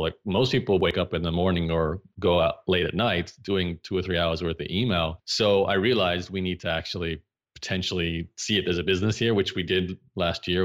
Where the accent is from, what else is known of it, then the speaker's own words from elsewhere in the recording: Brisbane, Queensland, Australia; I grew up in Brisbane, Australia